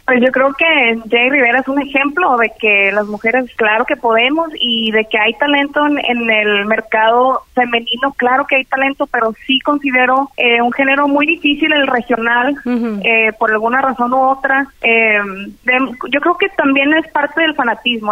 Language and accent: Spanish; Culiacán, Sinaloa, Mexico; De Culiacán, Sinaloa. Nací en Culiacán, Sinaloa, y pues me tocó vivir allá en el rancho, en, de donde es mi mamá